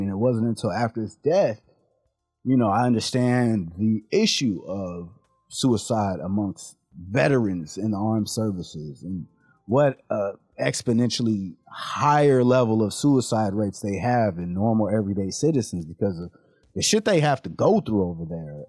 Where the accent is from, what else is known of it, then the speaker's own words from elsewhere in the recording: San Diego, California, United States; we grew up in San Diego